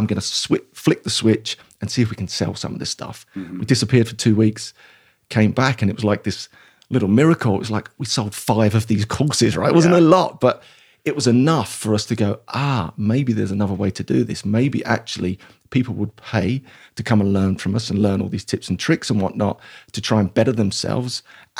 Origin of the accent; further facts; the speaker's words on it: Dagenham, London, United Kingdom; So I grew up in East London, a place called Dagenham or Dargingham, if you want to be posh, because it's not very posh. It's very blue collar, working class, I guess humble beginnings, but I loved it there.